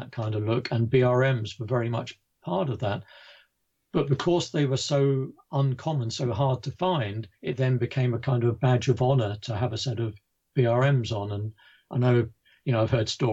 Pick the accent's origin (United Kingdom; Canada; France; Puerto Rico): United Kingdom; being a Brit